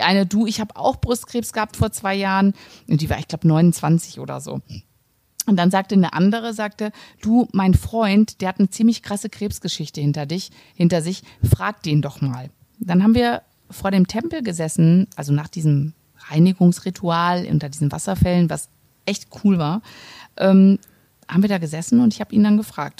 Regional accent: Cologne, North Rhine-Westphalia, Germany; ich komme ja aus Köln.

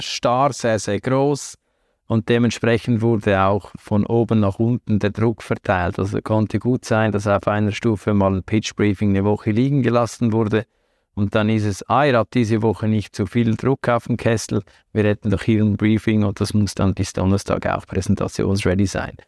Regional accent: Central Switzerland, Switzerland; moved away as an adult; also born or lived in Salzburg, Austria / Hamburg, Germany; now in Zurich, Switzerland; Aufgewachsen und groß geworden in der Zentralschweiz, im Herzen der Schweiz.

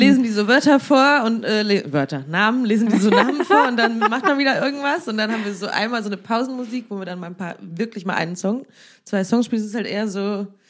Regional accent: Siegen, North Rhine-Westphalia, Germany; born or raised there; moved away

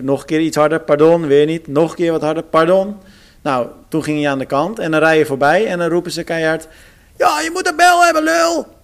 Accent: Almere, Flevoland, Netherlands; moved away; ik kom natuurlijk uit Almere, dus ik volg ook vaak het lokale nieuws gewoon nog steeds.

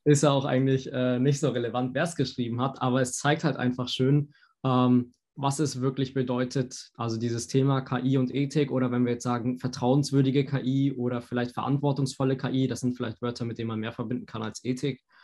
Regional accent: Hamburg, Germany; moved away as an adult; also born or lived in Stuttgart; now in Berlin, Germany; Also in Berlin geboren, in Hamburg aufgewachsen, Stuttgart studiert und jetzt arbeite ich wieder in Berlin.

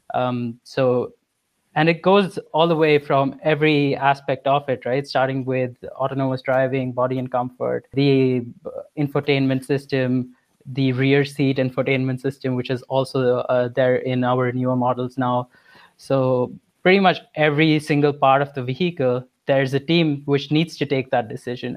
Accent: India; moved away as an adult; I'm from India

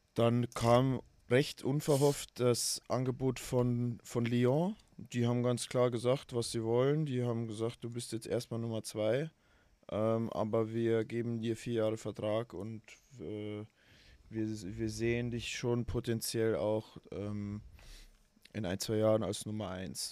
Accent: Emmerting, Bavaria, Germany; also born or lived in Altötting; Ich bin im Krankenhaus in Altötting geboren und aufgewachsen im kleinen Dorf neben Altötting, das heißt Emmerting

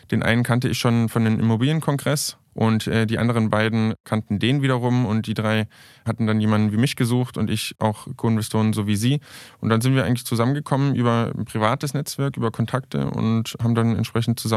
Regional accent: Saxony, Germany; die sind alle in Sachsen, in meiner Heimat. Ich komme ja ursprünglich aus Sachsen.

